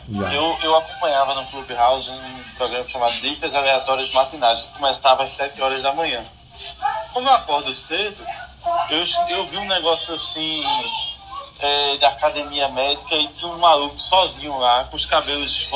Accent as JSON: {"language": "Portuguese", "region": "Pernambuco", "country": "Brazil", "tie": "born or raised there", "said": "Eu sou do interior de Pernambuco. E... Esse final de semana eu estava lá na minha cidade, que eu cresci. E aí eu passei na frente da casa que eu nasci."}